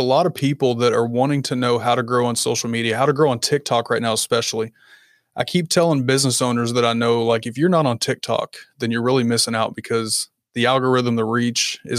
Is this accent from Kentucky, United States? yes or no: yes; Kentucky, United States; A little bit further north. I'm in Kentucky.